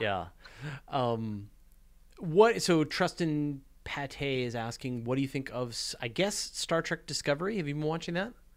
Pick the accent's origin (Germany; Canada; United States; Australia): Canada; I'm Canadian